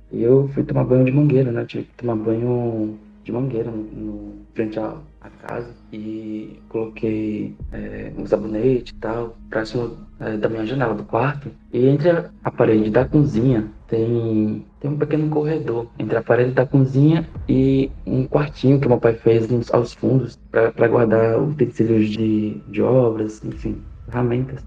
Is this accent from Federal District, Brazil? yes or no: no; Maceió, Alagoas, Brazil; Eu sou da cidade de Maceió, capital de Alagoas